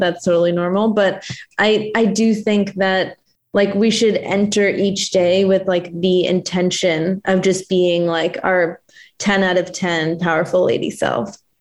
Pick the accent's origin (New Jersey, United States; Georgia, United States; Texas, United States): New Jersey, United States; moved away as an adult; also born or lived in Connecticut / Minnesota / South Carolina; now in Los Angeles, United States; I'm from New Jersey, actually.